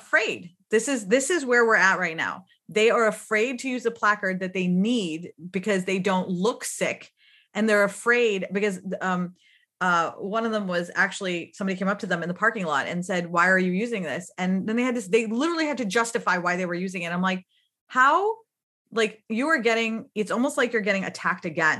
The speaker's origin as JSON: {"language": "English", "country": "Pakistan", "tie": "born or raised there", "also_born_or_lived": "United States", "moved": "yes", "said": "I grew up in Pakistan"}